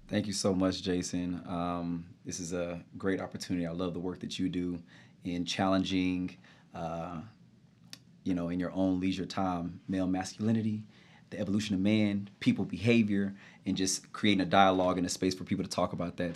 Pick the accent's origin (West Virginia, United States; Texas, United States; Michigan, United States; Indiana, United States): Texas, United States; Grand Prairie; moved away as an adult; now in New York, United States; born and raised Dallas, Texas, in a little suburban area called Grand Prairie